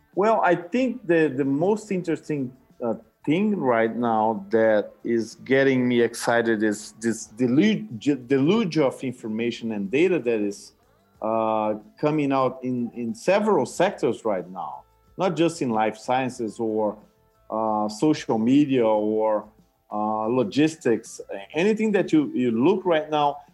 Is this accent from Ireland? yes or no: no; Brazil; moved away; I came from Brazil and I speak Portuguese